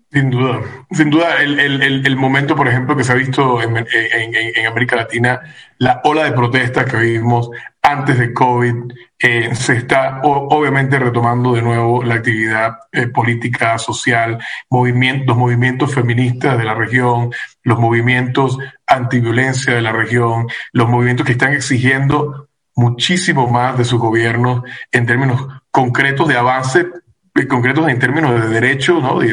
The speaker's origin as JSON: {"language": "Spanish", "country": "Venezuela", "moved": "yes", "lives_now": "United States", "said": "como venezolano te puedo decir"}